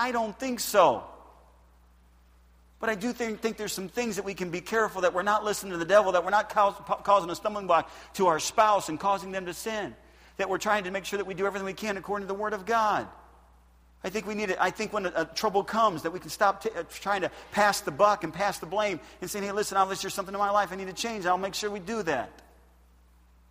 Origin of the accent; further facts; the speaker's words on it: United States; I'm American